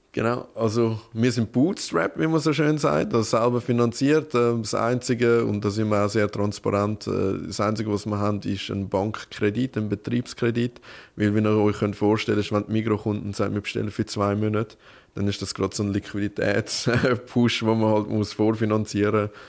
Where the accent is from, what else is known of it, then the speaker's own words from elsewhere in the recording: Winterthur, Zurich, Switzerland; wir sind ja aus Winterthur